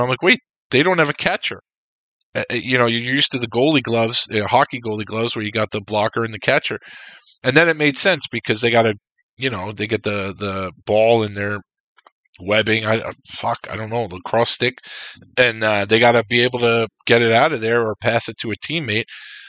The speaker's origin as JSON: {"language": "English", "town": "New York City", "region": "New York", "country": "United States", "tie": "born or raised there", "also_born_or_lived": "Long Island", "said": "growing up in Queens, lacrosse was not anything."}